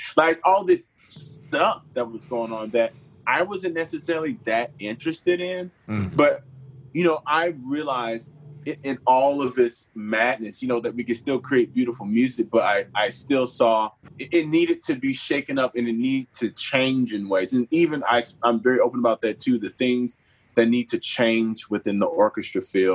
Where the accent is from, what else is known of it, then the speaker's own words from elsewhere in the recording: Pensacola, Florida, United States; moved away as an adult; also born or lived in Cleveland / New York / Los Angeles / Houston; now in Nashville, United States; I'm from Pensacola, Florida. I'm the youngest of six kids. A preacher's kid. Started out there